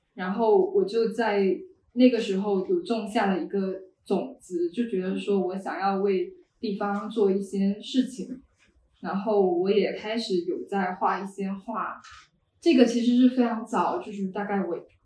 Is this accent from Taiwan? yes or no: no; Yunxiao, Fujian, China; moved away; 因为我是一个零消线城关出生长大的人